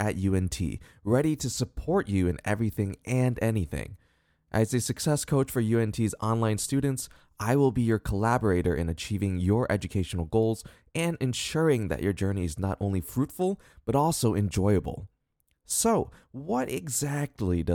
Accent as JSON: {"language": "English", "town": "Columbus", "region": "Ohio", "country": "United States", "tie": "born or raised there", "moved": "as an adult", "lives_now": "Dallas, United States", "said": "I was born and raised in Columbus, Ohio, and have lived there for most of my life until recently when I moved to Dallas, Texas."}